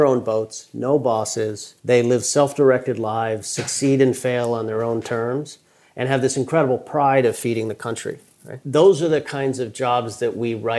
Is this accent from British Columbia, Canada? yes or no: no; Maddox Cove, Newfoundland and Labrador, Canada; I grew up in Newfoundland, Canada